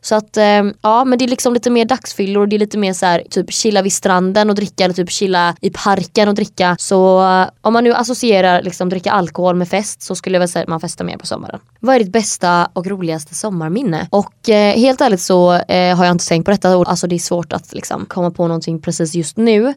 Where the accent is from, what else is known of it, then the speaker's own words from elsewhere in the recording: Sweden; moved away as an adult; now in Hungary; när jag bodde hemma i Sverige